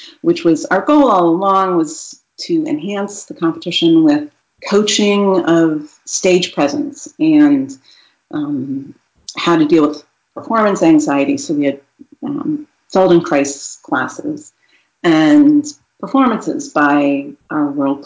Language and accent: English; Austin, Texas, United States; Austin, Texas, my hometown.